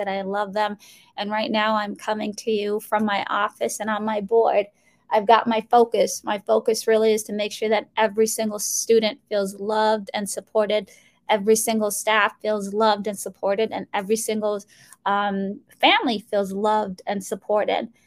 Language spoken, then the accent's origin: English; Minnesota, United States; English is a second language; also born or lived in Mogadishu, Somalia; I am originally from Mogadishu, Somalia, which is a country in Africa. And I came to the U.S. when I was 7 years old, went through public schooling education in Minnesota, where I learned English